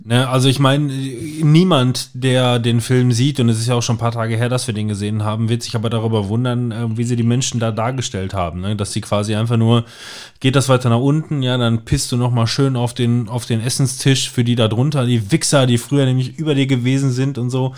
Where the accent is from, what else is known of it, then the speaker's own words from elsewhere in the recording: Germany; Bei uns in Deutschland